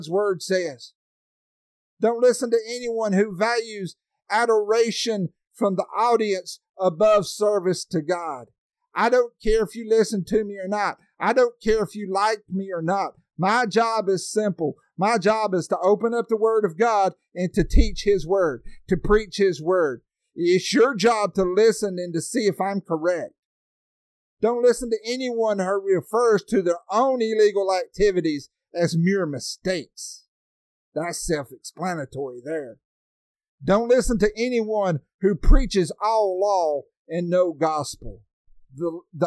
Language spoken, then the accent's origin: English; Alabama, United States; I'm from Alabama. I live on top of a mountain that's called Sand Mountain.